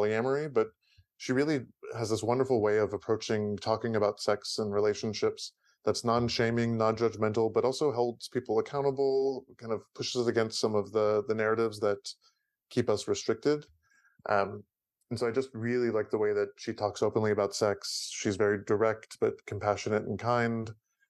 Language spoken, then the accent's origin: English; San Francisco, California, United States; I was born and raised in San Francisco Bay Area. And both of my parents immigrated from out of the country. My dad immigrated from Iran and my mom immigrated from Austria.